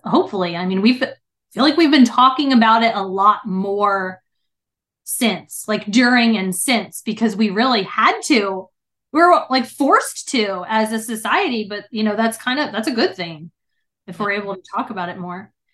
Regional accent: New Jersey, United States; now in Texas, United States; I'm originally from New Jersey

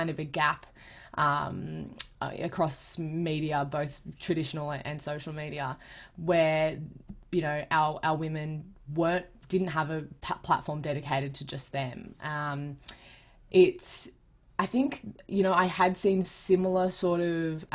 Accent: Sydney, New South Wales, Australia; I am a proud Gamilaroi Dungari girl who was born and raised in the Sutherland Shire on Darawal country south of Sydney

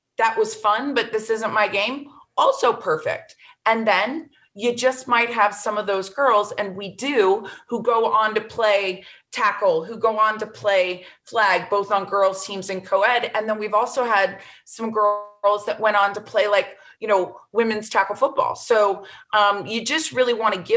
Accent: Florida, United States; Florida, my home state

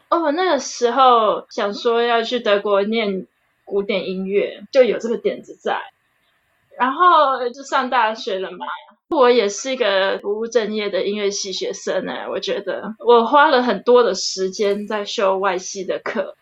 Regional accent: Taiwan; moved away as an adult; also born or lived in United States; now in Germany; 因为呢，台湾没有这样的学校嘛，然后也比较少有资源可以学到这方面的资讯，所以我就出国学啦。美国那边的老师呢，他认识我德国这边的老师

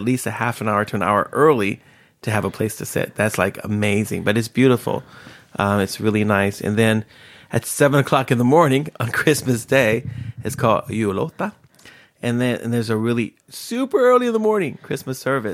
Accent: Bay Area, Northern California, United States; moved away as an adult; now in Sweden; I grew up in California, in Northern California, where, in, in, in the Bay Area

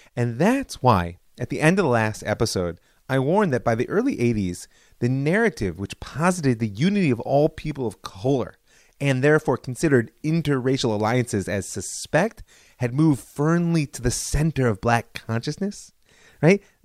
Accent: United States; as a child of the seventies, I grew up in Reagan's America

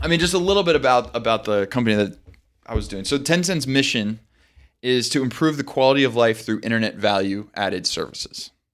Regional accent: United States; as an American

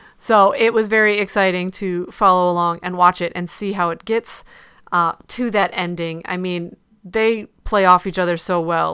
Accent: Ohio, United States; moved away; I'm not from Cleveland, but I am from Ohio

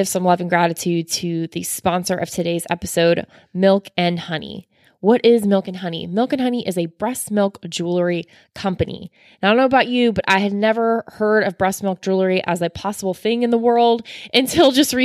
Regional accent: Florida, United States; I'm from Florida as well

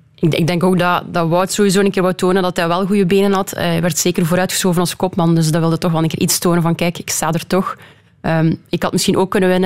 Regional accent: Belgium; Als Belg

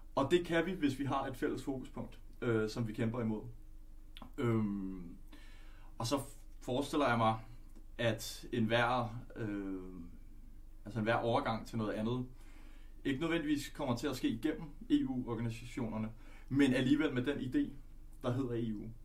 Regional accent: Denmark; also born or lived in Netherlands; jeg er, er født i Holland og opvokset her.

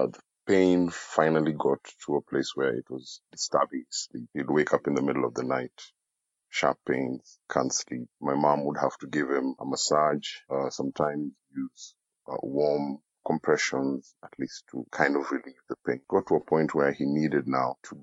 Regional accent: Nairobi, Kenya; I come from Nairobi, Kenya

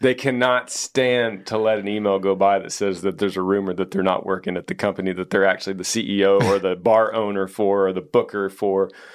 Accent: Texas, United States; we're from Texas

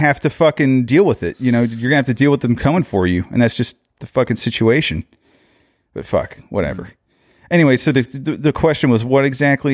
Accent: Orlando, Florida, United States; I am from Orlando

